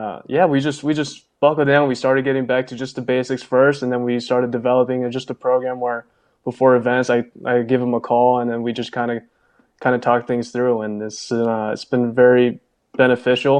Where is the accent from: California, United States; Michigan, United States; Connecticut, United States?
California, United States; moved away as an adult; now in Las Vegas, United States; I've always been a West Coast guy, especially growing up in California.